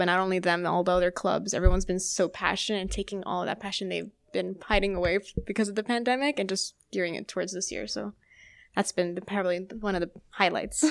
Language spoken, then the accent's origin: English; Orlando, Florida, United States; it was in my hometown as well